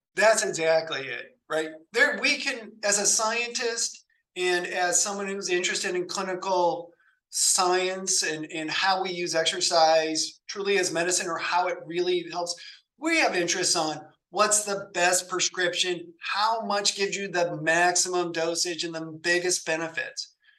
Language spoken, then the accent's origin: English; South Bend, Indiana, United States; moved away as an adult; also born or lived in San Diego, California / Greenville, North Carolina; I grew up in South Bend, Indiana